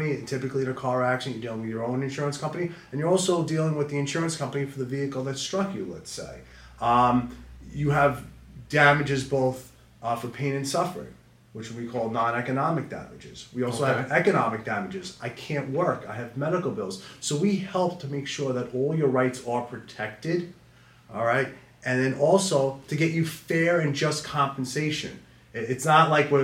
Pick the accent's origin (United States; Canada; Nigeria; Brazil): United States; Smithtown, New York; Born and raised in Smithtown. Been here my whole life, and I love this town.